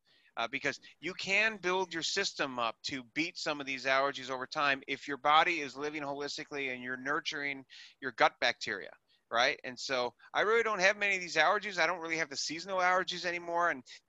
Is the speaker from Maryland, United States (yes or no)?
no; Wisconsin, United States; now in New York City, United States; I was from Wisconsin to New York City